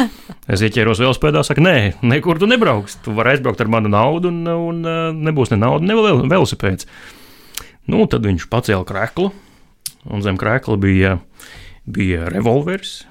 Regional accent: Latvia; es esmu no Latvijas

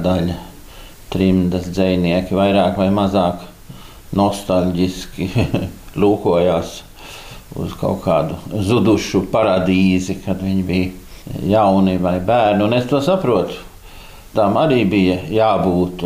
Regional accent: Stockholm, Stockholm County, Sweden; first language Latvian; es uzaugu Stokholmā

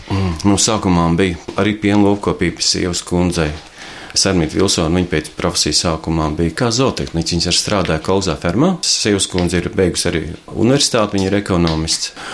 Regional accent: Latvia; mēs beidzot esam latvieši

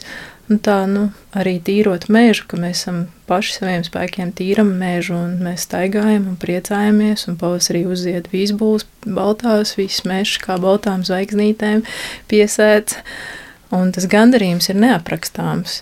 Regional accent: Liepāja, Kurzeme, Latvia; moved away as an adult; also born or lived in Riga; es esmu dzimusi, augusi Liepājā, Liepājas meitenē

